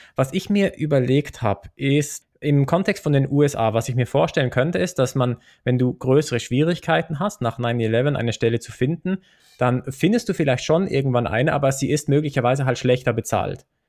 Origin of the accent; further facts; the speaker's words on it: Switzerland; bei uns in der Schweiz